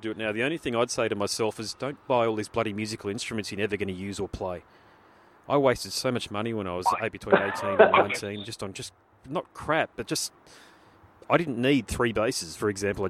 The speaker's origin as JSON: {"language": "English", "country": "Australia", "said": "being an Aussie"}